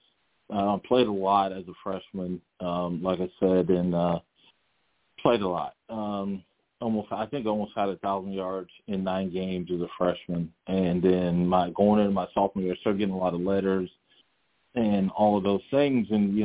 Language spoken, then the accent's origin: English; Lawrence, Kansas, United States; I was born in Lawrence, Kansas